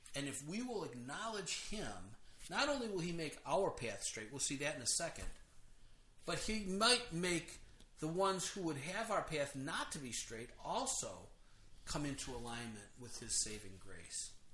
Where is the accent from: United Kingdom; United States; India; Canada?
United States; I'm an American.